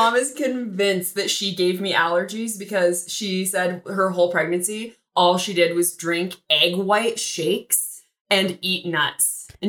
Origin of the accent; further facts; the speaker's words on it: Brighton, Colorado, United States; I grew up in Brighton, Colorado. I'm an only child.